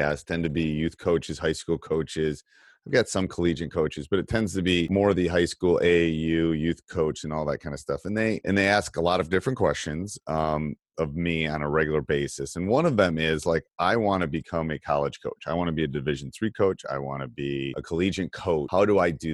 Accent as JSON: {"language": "English", "region": "Midwest", "country": "United States", "tie": "born or raised there", "moved": "as an adult", "said": "I grew up in the Midwest, but I went to school out east"}